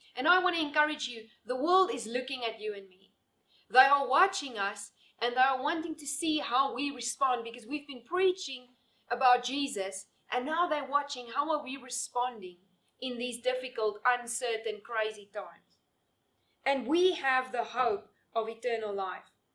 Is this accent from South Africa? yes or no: yes; South Africa; now in Namibia; I'm living here in Namibia now, but my passport still says that I'm a South African citizen.